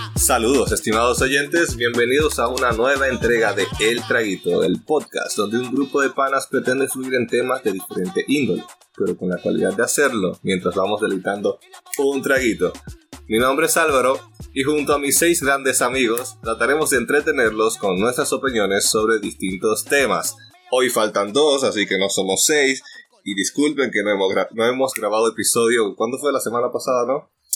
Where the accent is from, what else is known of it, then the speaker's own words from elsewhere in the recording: Dominican Republic; moved away; soy, soy de República Dominicana